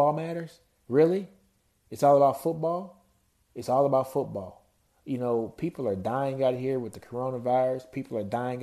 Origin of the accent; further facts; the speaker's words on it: Shreveport, Louisiana, United States; I'm from Shreveport, Louisiana.